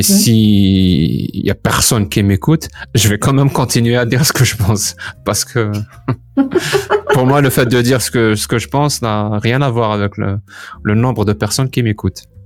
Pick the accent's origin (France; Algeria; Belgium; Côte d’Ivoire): Algeria; moved away as an adult; quitter l'Algérie